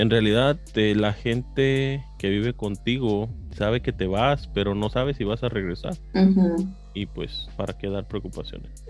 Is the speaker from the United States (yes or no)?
yes; East Bay, California, United States; Sí, de aquí, del, este de la bahía.